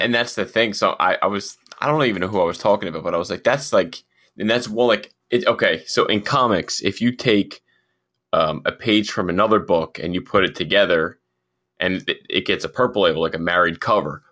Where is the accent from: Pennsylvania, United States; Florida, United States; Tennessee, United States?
Pennsylvania, United States; Philadelphia; we're from Philadelphia